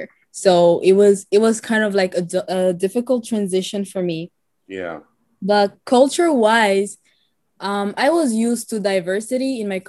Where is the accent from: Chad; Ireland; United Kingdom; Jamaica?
Chad; now in United States; I am an artist, like Mohammed said. I am from Chad, and I have been living in the U.S. for 6 years now.